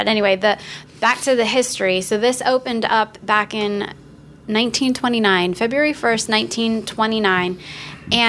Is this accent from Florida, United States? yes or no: yes; Florida, United States; even growing up in Florida